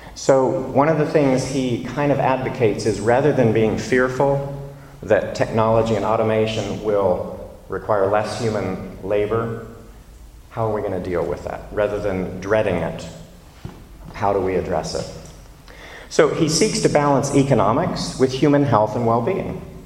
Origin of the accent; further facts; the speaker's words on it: the American South, United States; now in London, United Kingdom; I'm from the American South